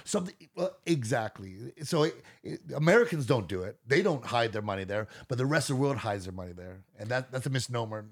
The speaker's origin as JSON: {"language": "English", "country": "Canada"}